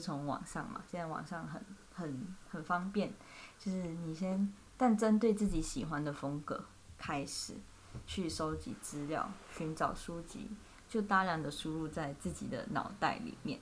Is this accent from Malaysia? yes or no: yes; Malaysia; moved away as an adult; now in Taiwan; 我是来自马来西亚